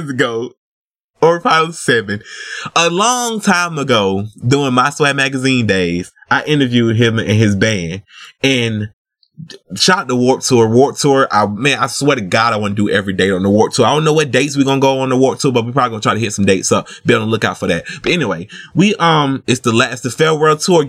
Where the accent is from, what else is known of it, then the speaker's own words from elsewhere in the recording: the South, United States; accent: Southern; I'm from the South